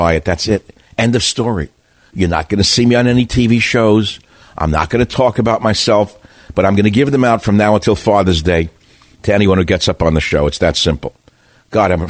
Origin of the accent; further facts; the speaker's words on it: United States; I'm just an American